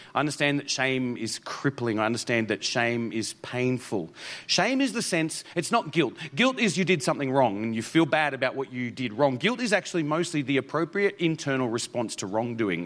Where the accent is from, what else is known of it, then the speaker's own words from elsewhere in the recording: Toowoomba, Queensland, Australia; moved away; also born or lived in Mount Isa; I was actually born in Toowoomba. So, uh, so this is really my hometown.